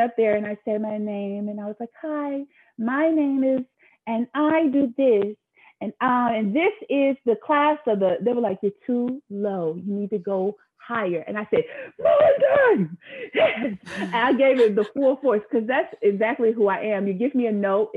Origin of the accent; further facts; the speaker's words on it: the South, United States; I grew up in the South